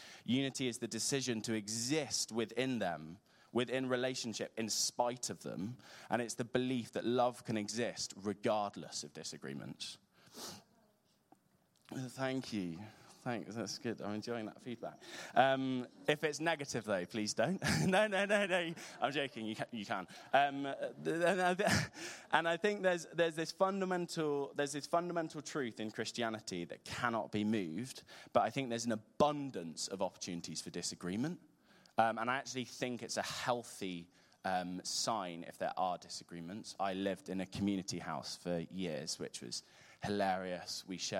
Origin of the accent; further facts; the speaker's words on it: North West England, United Kingdom; accent: Scouse; I find belonging with other Liverpool fans, as you can tell from my distinctly Scouse accent.